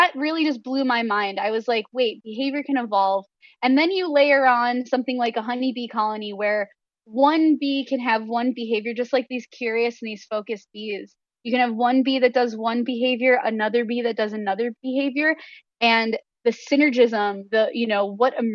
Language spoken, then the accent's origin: English; Western New York, United States; I grew up in Western New York